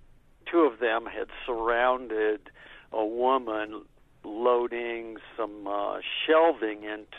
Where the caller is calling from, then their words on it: Englewood, United States; I'm from Englewood.